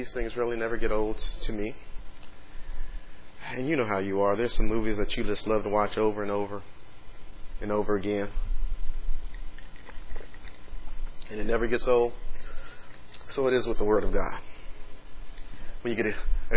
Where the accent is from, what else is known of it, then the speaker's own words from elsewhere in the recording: Dallas, Texas, United States; now in Austin, United States; I'm from Dallas